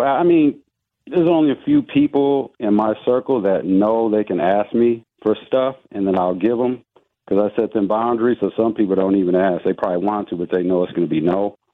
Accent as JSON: {"language": "English", "town": "Milwaukee", "region": "Wisconsin", "country": "United States", "tie": "born or raised there", "also_born_or_lived": "East Chicago, Indiana", "said": "But I've been in Milwaukee since I was two."}